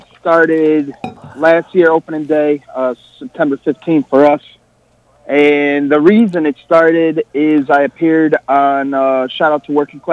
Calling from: Connecticut, United States

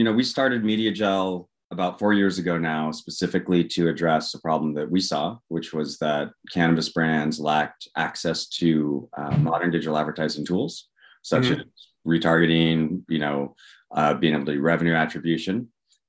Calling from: Walnut Creek, California, United States; I am in sunny Walnut Creek, California today, near San Francisco.

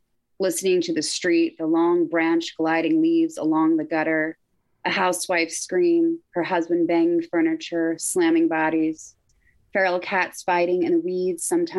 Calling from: New Jersey, United States; Oh, I'm in Jersey.

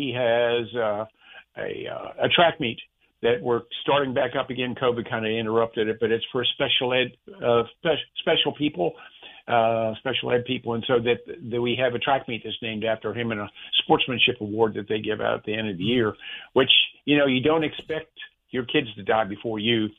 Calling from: Jacksonville, Florida, United States; Jacksonville, Florida.

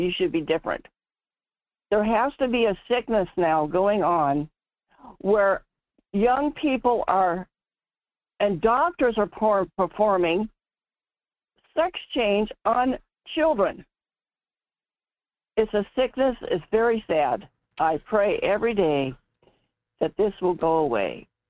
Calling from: North Pole, Alaska, United States; in North Pole.

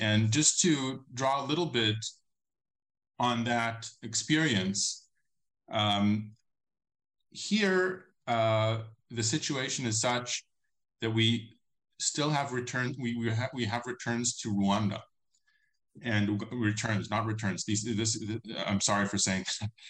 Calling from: Israel; I'm not speaking from nowhere. I'm speaking from Israel

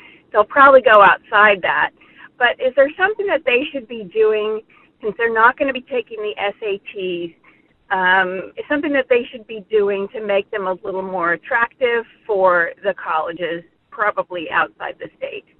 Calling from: California, United States; I'm calling from the San Francisco Bay Area.

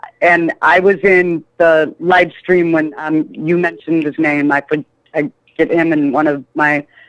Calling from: Indiana, United States; I'm calling from Indiana.

